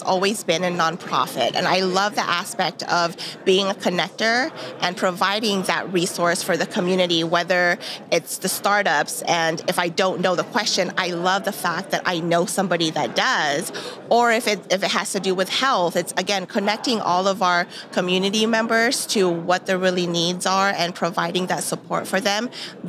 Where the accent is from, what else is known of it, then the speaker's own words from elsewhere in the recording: California, United States; now in Arkansas, United States; Yes, I am a transplant. I came from California. I will have my Northwest Arkansas anniversary on Thanksgiving to the day.